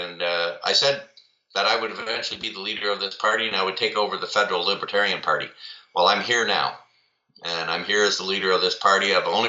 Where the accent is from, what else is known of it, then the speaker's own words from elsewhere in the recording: Trenton, Ontario, Canada; also born or lived in Saskatoon; now in Ottawa, Canada; Born in Saskatoon, Saskatchewan, to a military family. We moved around a lot. I call Trenton my hometown because that's where my mom is. But really, my home is now where my family is, here in the Ottawa region.